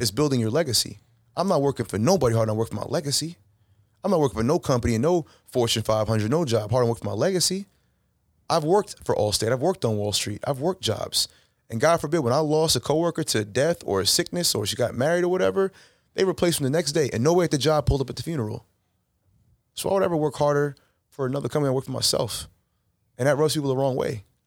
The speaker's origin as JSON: {"language": "English", "town": "Chicago", "region": "Illinois", "country": "United States", "tie": "born or raised there", "also_born_or_lived": "Long Island", "moved": "yes", "said": "growing up in Chicago"}